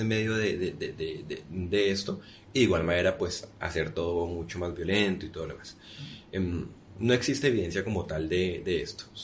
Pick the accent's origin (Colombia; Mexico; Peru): Colombia; en Colombia decimos ese, coco